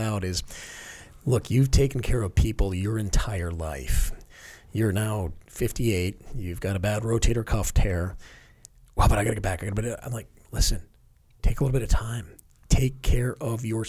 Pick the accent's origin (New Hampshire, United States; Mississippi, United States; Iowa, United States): New Hampshire, United States; Barrington; moved away; also born or lived in Newport, Rhode Island; growing up in New Hampshire